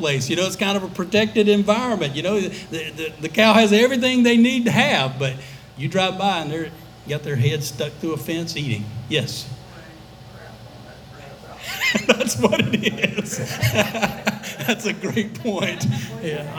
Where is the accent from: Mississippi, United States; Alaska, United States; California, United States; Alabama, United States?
Alabama, United States; I grew up in Alabama